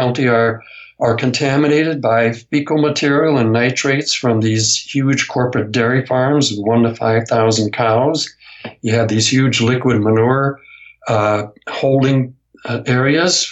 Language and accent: English; United States; in my home state, in the area that I grew up